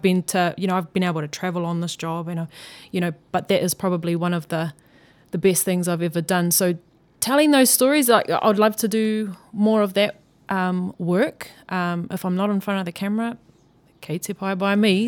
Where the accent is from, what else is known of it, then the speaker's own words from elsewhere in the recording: Auckland, New Zealand; growing up in South Auckland, I was living in Mangere East